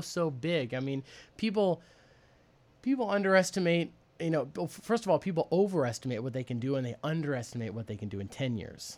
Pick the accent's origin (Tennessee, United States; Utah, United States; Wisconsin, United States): Wisconsin, United States; Tomahawk; I grew up in Tomahawk, Wisconsin